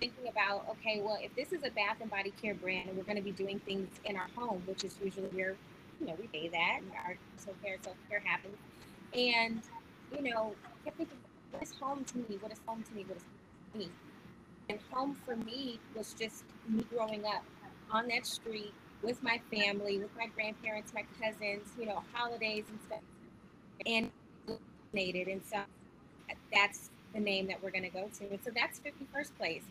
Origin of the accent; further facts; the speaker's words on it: Los Angeles, California, United States; from South Central LA. I grew up there, born and raised